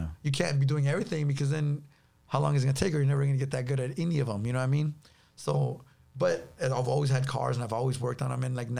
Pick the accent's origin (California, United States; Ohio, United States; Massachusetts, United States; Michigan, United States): California, United States; Los Angeles; South Central LA.